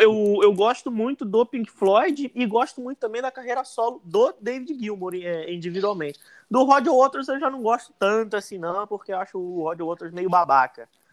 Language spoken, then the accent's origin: Portuguese; Rio de Janeiro, Brazil; A gente é do Rio